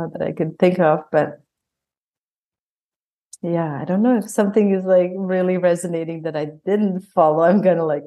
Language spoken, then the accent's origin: English; Bosnia & Herzegovina; English is a second language; moved away as an adult; also born or lived in Croatia / Calgary, Canada; now in United States; I was born and raised in Bosnia and Herzegovina and former Yugoslavia